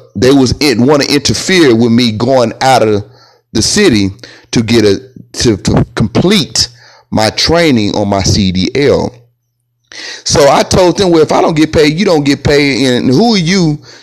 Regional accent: Texas, United States; I'm a Texan. You know, I was born on this land in Texas, on Texas land

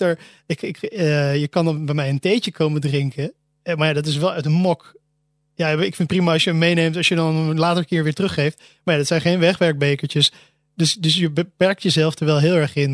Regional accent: Almere, Flevoland, Netherlands; ik ben, zoals in het begin genoemd, opgegroeid in Almere

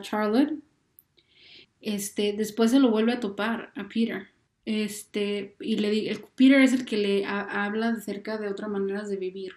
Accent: Mexico; uno como mexicano

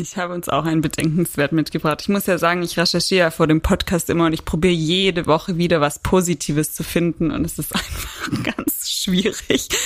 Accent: Southern Germany, Germany; now in Frankfurt, Germany; ich bin ja keine Frankfurterin. Ich komme ja eigentlich auch aus dem Süden Deutschlands

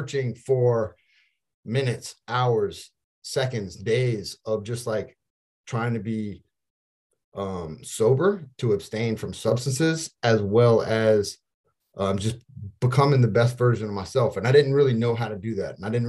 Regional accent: Opelousas, Louisiana, United States; I'm originally from Opelousas, Louisiana

